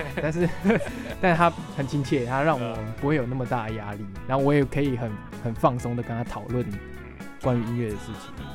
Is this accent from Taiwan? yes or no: yes; Hsinchu, Taiwan; moved away as an adult; also born or lived in Tainan; 我是新竹人